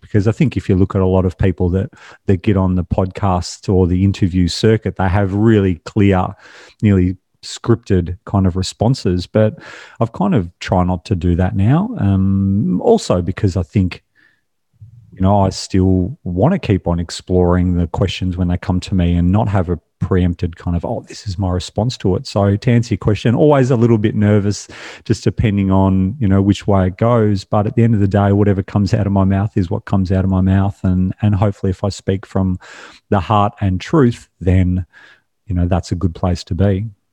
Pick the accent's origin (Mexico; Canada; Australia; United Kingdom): Australia; I was born and raised in Australia.